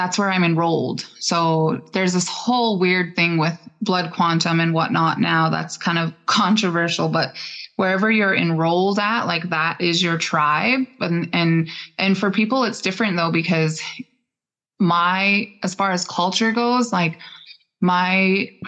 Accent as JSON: {"language": "English", "town": "Harlem", "region": "Montana", "country": "United States", "tie": "born or raised there", "said": "I grew up in Harlem. I'm from the Fort Belknap Indian community"}